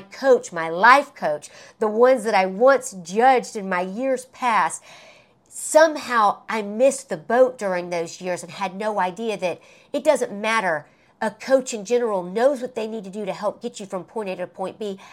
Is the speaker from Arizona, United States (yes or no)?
no; Alabama, United States; moved away; when I would go back home to my hometown in Alabama